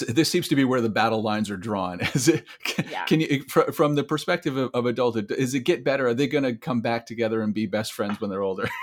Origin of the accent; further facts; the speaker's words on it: Iowa City, Iowa, United States; born right there in Iowa City. Uh, oh. Sp- spent a lot of time there